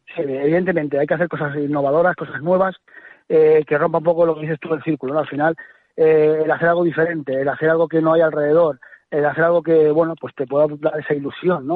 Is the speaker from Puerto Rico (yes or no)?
no; Valdelagua del Cerro, Castile and León, Spain; Valderagua del Cerro, te podría decir, no es porque sea mi pueblo, es maravilloso.